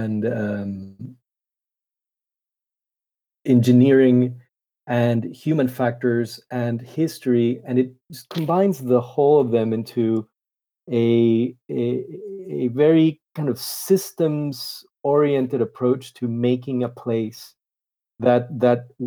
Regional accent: Panama; I'm originally from Panama in Central America

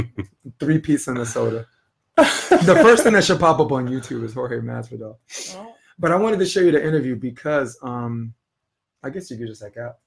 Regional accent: Dagestan, Russia; I'm from Dagestan, Russia.

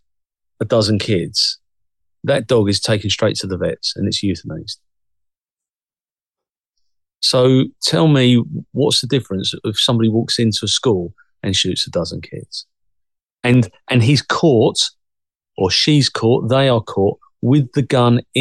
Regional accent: United Kingdom; also born or lived in Cressing, Essex; the UK's ours

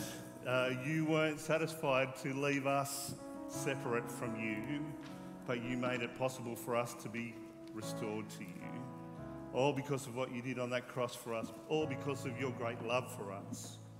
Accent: Wollongong, New South Wales, Australia; now in Tasmania, Australia; my hometown in Wollongong

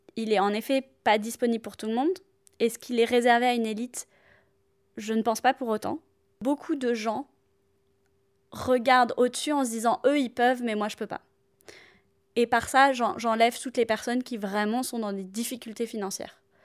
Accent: south of France, France; moved away as an adult; now in Paris, France; je viens du sud de la France et je vis à Paris depuis maintenant 8 ans

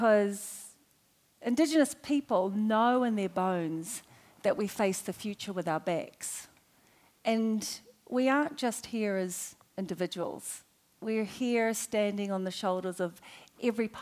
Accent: Auckland, New Zealand; I grew up in Avondale, which is a multicultural area

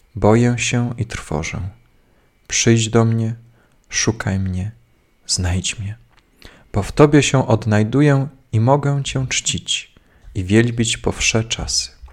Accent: Cisownica, Silesian Voivodeship, Poland; z Cisownicy, z mojej rodzinnej miejscowości

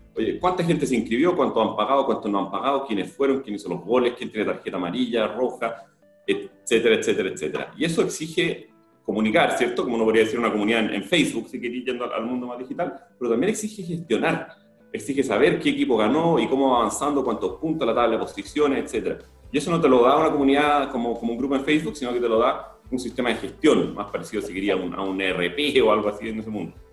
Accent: Chile; somos todos los chilenos

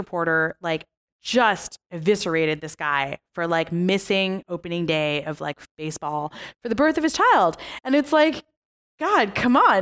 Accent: United States; I was born in America, so I'm an American

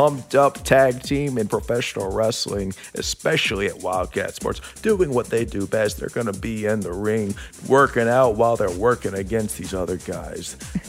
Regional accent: Mississippi, United States; moved away; I grew up in Mississippi.

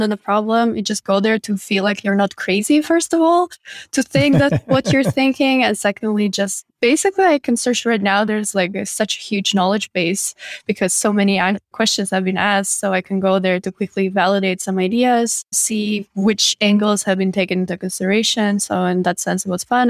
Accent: Riga, Latvia; data science in my hometown

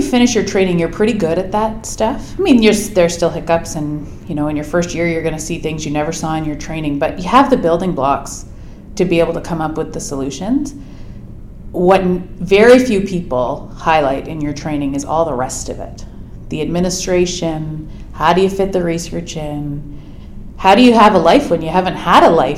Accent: Oakville, Ontario, Canada; also born or lived in Edmonton, Alberta / Waterloo, Ontario; I grew up in Ontario, mostly in Oakville, just outside of Toronto

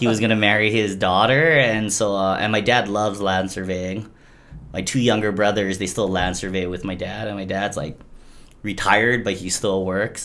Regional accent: Hilo, Hawaii, United States; I'm from Hilo, and I say our water in Hilo is a lot tastier than Kona

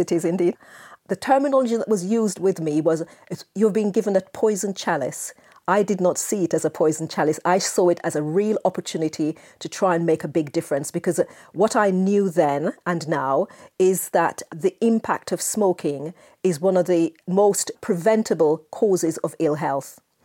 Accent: Jamaica; moved away; I spent my formative years in Jamaica, as you may be able to tell from my accent

